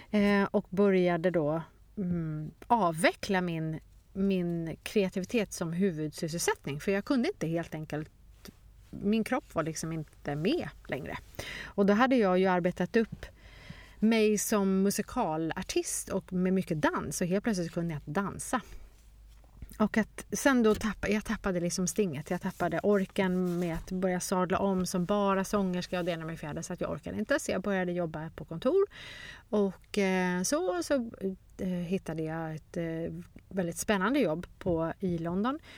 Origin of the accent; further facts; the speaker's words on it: Stockholm, Stockholm County, Sweden; born there; Och även fast jag är född i Stockholm och pratade svenska så var det som att flyttat till ett helt nytt land.